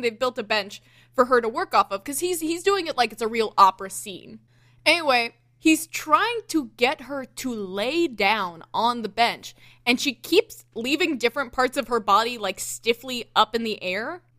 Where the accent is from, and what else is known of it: the South, Southern United States, United States